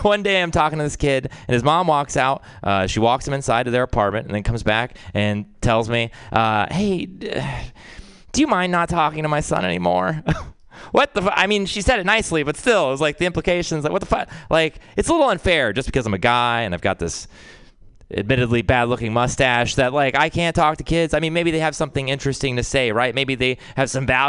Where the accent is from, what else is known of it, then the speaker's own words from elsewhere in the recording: Texas, United States; I'm from Texas